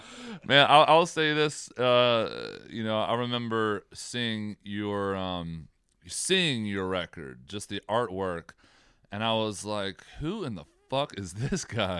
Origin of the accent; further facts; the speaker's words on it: Southern Maryland, United States; We're from Southern Maryland.